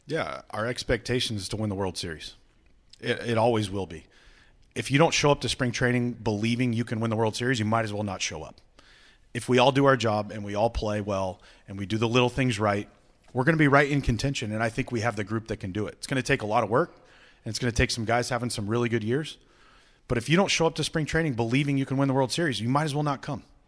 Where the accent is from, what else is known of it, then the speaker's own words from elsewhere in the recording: Visalia, California, United States; now in Cleveland, United States; I'm from Visalia, California